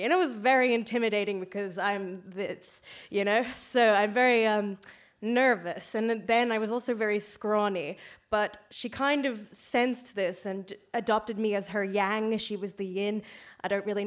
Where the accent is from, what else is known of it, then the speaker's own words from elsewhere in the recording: Australia; now in Ireland; I'm from Australia.